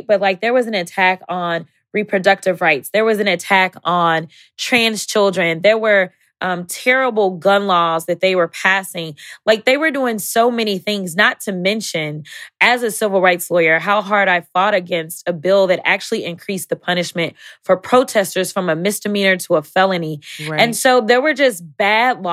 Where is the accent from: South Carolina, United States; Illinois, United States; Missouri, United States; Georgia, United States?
Missouri, United States; St. Louis; we both not only grew up in St. Louis